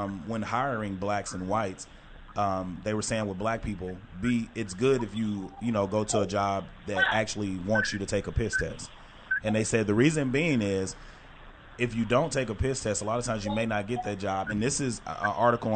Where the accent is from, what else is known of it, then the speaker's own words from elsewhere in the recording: Texarkana, United States; growing up in Texarkana